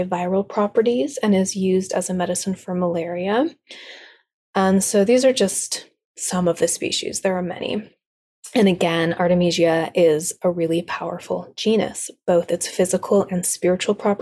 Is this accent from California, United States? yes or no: yes; South Lake Tahoe, California, United States; now in Sierra foothills, United States; my hometown of South Lake Tahoe